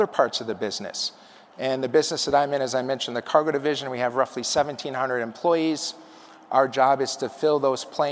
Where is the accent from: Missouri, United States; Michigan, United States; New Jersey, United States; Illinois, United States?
Illinois, United States; Chicago; moved away; Chicago is my hometown. I grew up right near the airport